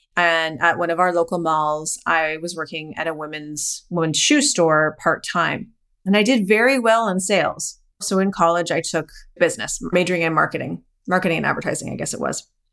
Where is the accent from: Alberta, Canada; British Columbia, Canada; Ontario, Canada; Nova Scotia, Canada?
Alberta, Canada; Calgary; So I am Canadian. I was born and raised in Calgary, Alberta, which is near the Rocky Mountains